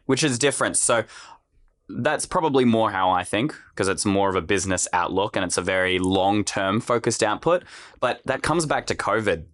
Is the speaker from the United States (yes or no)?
no; Australia; I'm also an Australian